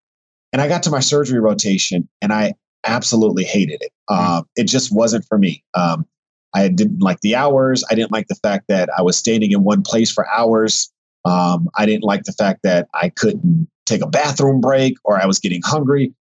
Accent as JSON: {"language": "English", "region": "Texas", "country": "United States", "also_born_or_lived": "other parts of the US", "said": "So I'm originally from Texas, and I consider Texas home, even though I grew up as an Army brat. And I lived in other parts of the country."}